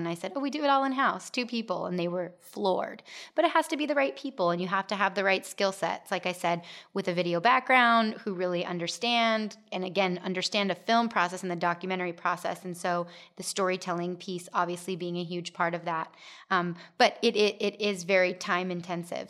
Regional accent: Gilbert, Arizona, United States; I grew up in Gilbert, but then moved away

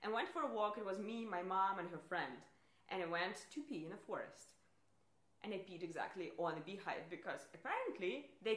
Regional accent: Russia; English is a second language; I'm Russian

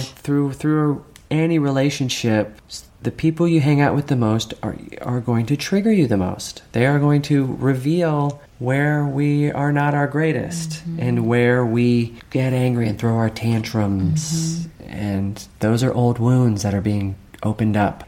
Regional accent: Virginia, United States; growing up in Virginia

